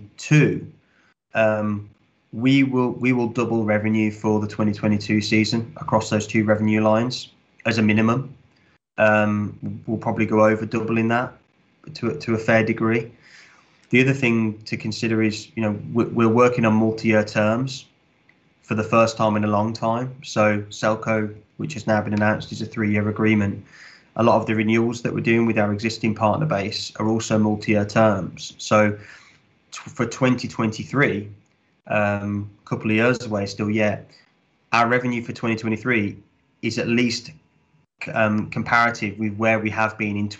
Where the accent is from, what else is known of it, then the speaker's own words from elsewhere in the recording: West Midlands, United Kingdom; moved away; Rugby league does not particularly exist in the Midlands, where I'm from anyway.